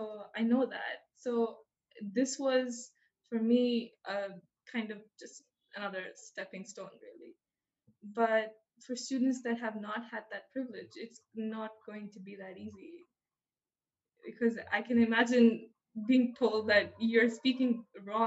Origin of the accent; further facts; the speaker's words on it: India; moved away as an adult; now in United States; I grew up learning British English because I grew up in India